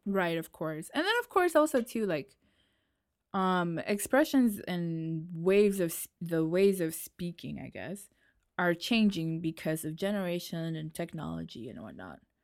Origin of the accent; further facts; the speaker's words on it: New York, United States; accent: New York; also born or lived in Nashville, Tennessee; now in France; I was born and lived in New York, and then I had to move to Tennessee